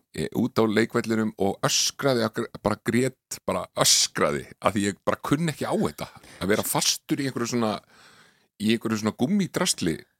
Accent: Reykjavík, Capital Region, Iceland; also born or lived in Connecticut, United States; ólst ég upp í breyðhaldi.

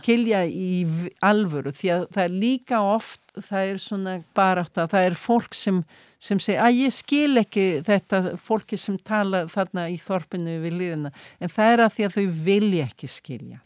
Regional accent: Iceland; now in Mexico; ég er Íslendingur

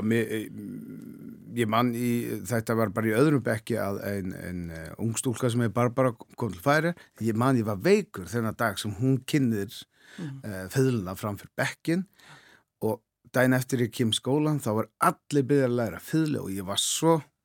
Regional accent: Klaksvík, Norðoyar, Faroe Islands; Icelandic is a second language; moved away as an adult; also born or lived in Árnafjørður, Faroe Islands; now in Iceland; ég er halvur frá Klagsvík já. sem er næstæstu bæinn, svo er halvur frá Árnarfyrðu

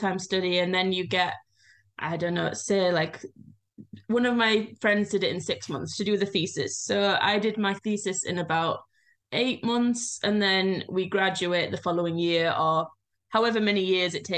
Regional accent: Yorkshire and the Humber, United Kingdom; moved away as an adult; now in Ísafjörður, Iceland; I'm from Yorkshire, we have hills

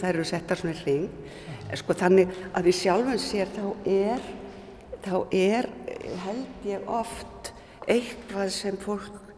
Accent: Reykjavík, Capital Region, Iceland; moved away as an adult; also born or lived in Akranes; ég er fættu uppalinn í Reykjavík

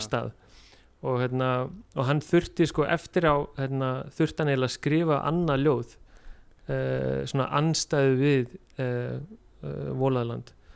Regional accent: Iceland; moved away as an adult; also born or lived in Denmark; ég ólst upp á Íslandi

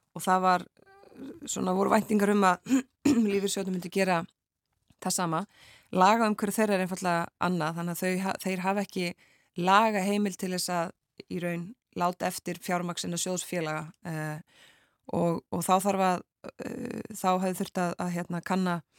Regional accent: Akranes, Western Region, Iceland; á Akrans í mínum heimabæ

